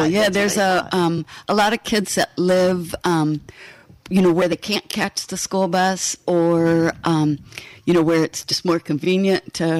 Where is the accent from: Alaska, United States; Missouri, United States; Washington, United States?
Alaska, United States; moved away as an adult; also born or lived in Pennsylvania / West Coast; now in Michigan, United States; Originally born in Pennsylvania, moved to the West Coast when I was 2, and then up to Alaska when I was 4.